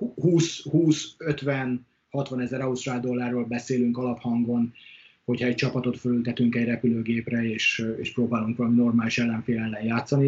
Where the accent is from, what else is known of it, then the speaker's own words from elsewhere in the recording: Hungary; moved away as an adult; also born or lived in Brisbane, Australia; now in Australia; Mi kétszer voltunk otthon